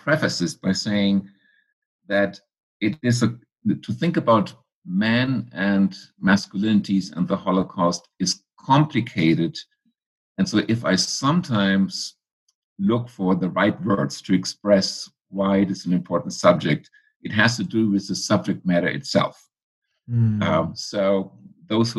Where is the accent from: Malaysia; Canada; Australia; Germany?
Germany; moved away as an adult; also born or lived in Philadelphia, United States; now in United States; I grew up in Germany, in post-war Germany. I came to the United States at age 24